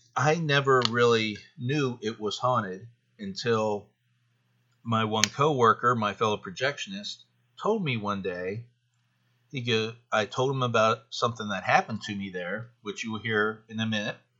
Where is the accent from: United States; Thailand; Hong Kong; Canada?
United States; Carlisle, Pennsylvania; I live in Carlisle, Pennsylvania